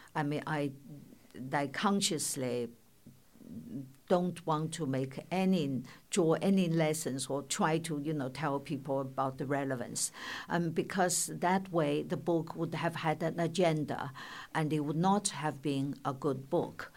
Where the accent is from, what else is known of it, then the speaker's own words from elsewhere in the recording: China; moved away; when I was growing up in China